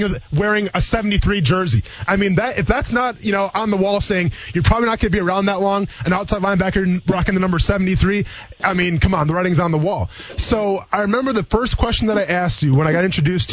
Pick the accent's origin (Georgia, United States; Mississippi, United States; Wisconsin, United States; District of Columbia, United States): Wisconsin, United States; now in Jacksonville, United States; I'm from Wisconsin